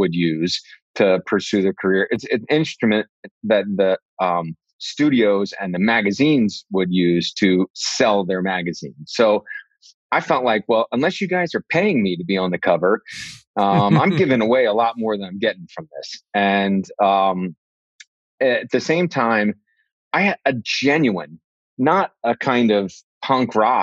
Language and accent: English; New York City, New York, United States; on Broadway in the city, in my hometown